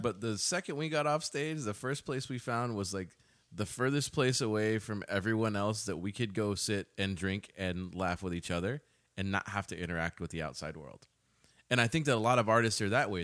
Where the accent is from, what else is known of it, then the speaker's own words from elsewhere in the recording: Austin, Texas, United States; I spent my time growing up in Austin